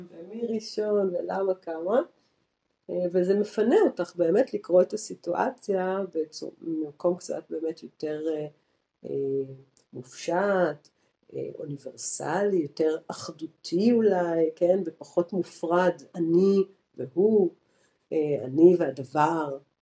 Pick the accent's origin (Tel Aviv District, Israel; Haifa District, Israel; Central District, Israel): Tel Aviv District, Israel; Tel Aviv; moved away as an adult; also born or lived in Jerusalem; now in Goa, India; מתל אביב, בתור תל אביבית